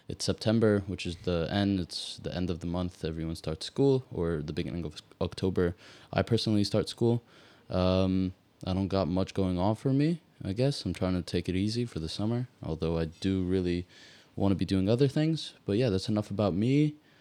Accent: Malta; I'm from Malta

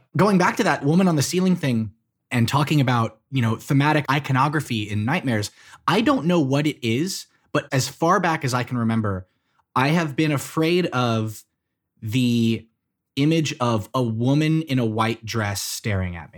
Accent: Texas, United States; my home state is the size of several countries

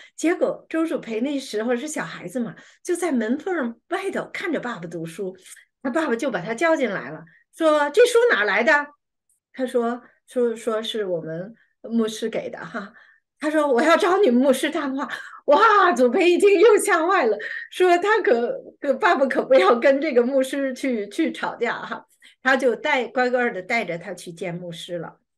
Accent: China; 我们中国人

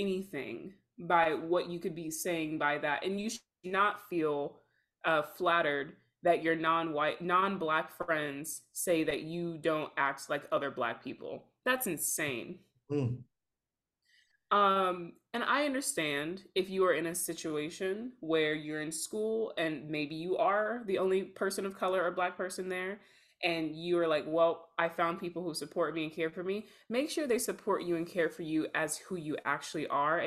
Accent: the South, United States; We are both from the South, raised in very religious households

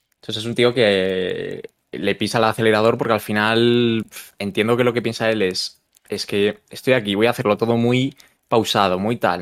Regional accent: Galicia, Spain; moved away; yo soy de Galicia

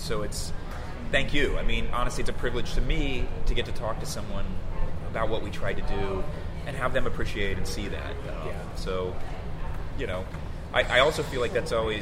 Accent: Texas, United States; as a kid growing up in Texas

